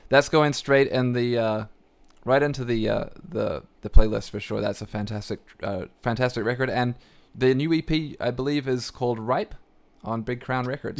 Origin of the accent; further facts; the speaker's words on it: Canada; as a Canadian